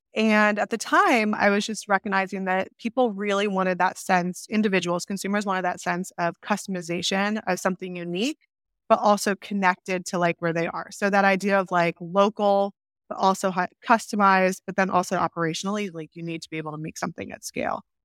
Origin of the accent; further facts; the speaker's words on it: Rochester, New York, United States; moved away; I grew up in upstate New York, Rochester, New York, grew up on a farm